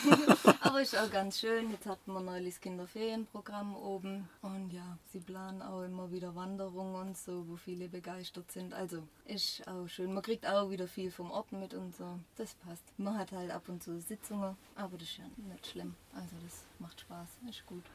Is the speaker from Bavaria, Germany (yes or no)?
no; Schura, Baden-Württemberg, Germany; moved away as an adult; now in Gosheim, Germany; Ich komme ursprünglich aus Schura, aber das ist ja nicht weit weg von Gosheim.